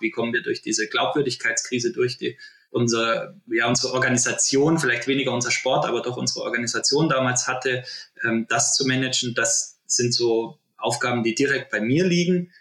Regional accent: Germany; also born or lived in Oberwiesenthal, Saxony / Berchtesgaden, Bavaria / Munich; Ich äh, bin in Oberwiesenthal und im Berchtesgaden aufgewachsen

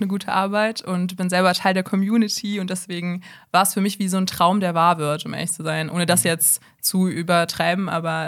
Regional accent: Bonn, North Rhine-Westphalia, Germany; ich bin 23 und ich komme aus Bonn

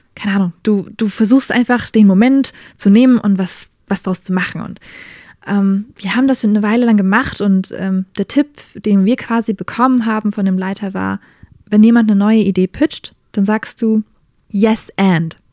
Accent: Germany; also born or lived in United States; now in Nuremberg, Germany; als Deutsche bin ich nach Amerika hin

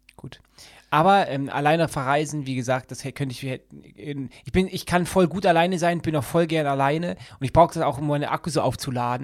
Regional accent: Düsseldorf, North Rhine-Westphalia, Germany; ich liebe ja meine Heimatstadt Düsseldorf.

